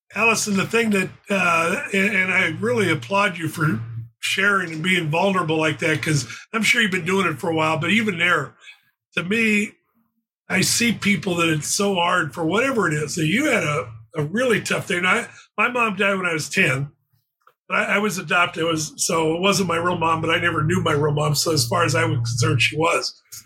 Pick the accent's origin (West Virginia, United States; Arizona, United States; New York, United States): Arizona, United States; Phoenix; moved away as an adult; also born or lived in California; I grew up in Phoenix.